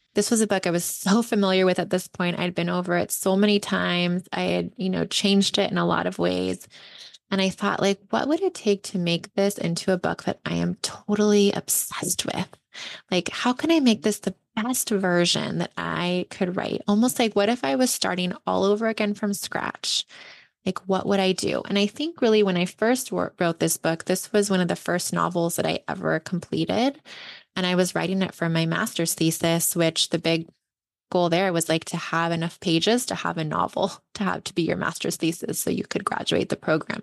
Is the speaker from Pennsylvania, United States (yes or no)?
no; Ventura, California, United States; now in Bay Area, United States; my hometown of Ventura